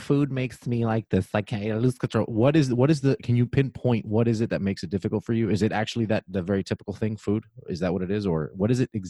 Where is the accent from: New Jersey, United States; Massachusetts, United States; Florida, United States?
Florida, United States; Miami; now in Indiana, United States; live in Indiana, everything connects. You know, you got Chicago, you got Indianapolis, yeah. You got Detroit. I'm like in the center of all. And by the way, I'm from Miami, Florida.